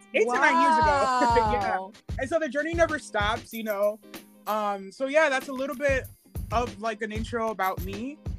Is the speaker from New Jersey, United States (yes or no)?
yes; New Jersey, United States; also born or lived in Santo Domingo, Dominican Republic; I'm originally from the Caribbean, de Santo Domingo, and I grew up in Jersey, and then I finished high school in New Jersey. I was kind of like that kid who was like back and forth between DR and the East and United States.